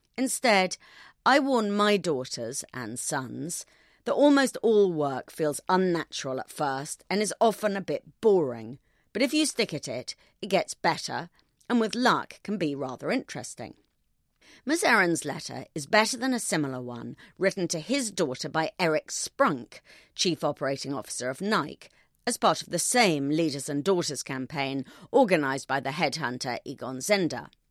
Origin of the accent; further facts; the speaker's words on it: United Kingdom; I'm British